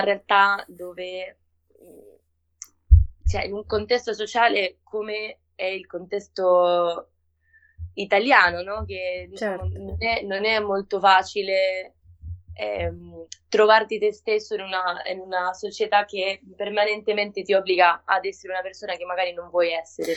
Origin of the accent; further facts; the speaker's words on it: Argentina; Italian is a second language; moved away as an adult; now in Rome, Italy; ero appena arrivata in Italia perché io sono argentina